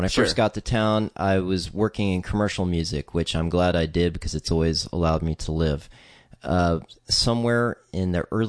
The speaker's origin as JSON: {"language": "English", "region": "Texas", "country": "United States", "tie": "born or raised there", "also_born_or_lived": "Virginia", "said": "yeah, Virginia and Texas. Basically, I'm from Texas, but I'm a military kid, so I ended up back in Texas when my dad retired, and that was for my senior year."}